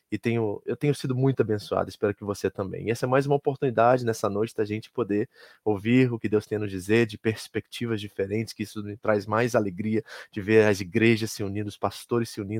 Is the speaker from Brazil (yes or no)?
no; Kearney, New Jersey, United States; da Igreja Batista de Kearney, lá em Nova Jersey, onde nós crescemos, onde nós nascemos em Cristo